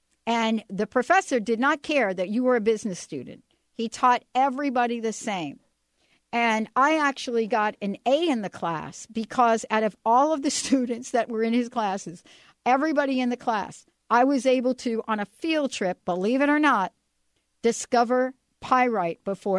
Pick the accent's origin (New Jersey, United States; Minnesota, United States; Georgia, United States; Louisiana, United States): New Jersey, United States; And I also love going back to my home state. Love going back to New Jersey.